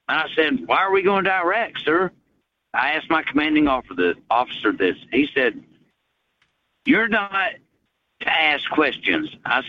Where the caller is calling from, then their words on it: Chattanooga, Tennessee, United States; from Chattanooga.